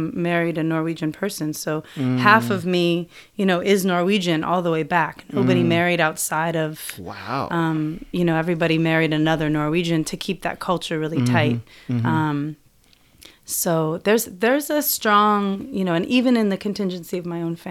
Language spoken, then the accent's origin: English; Washington, United States; where I grew up in Washington State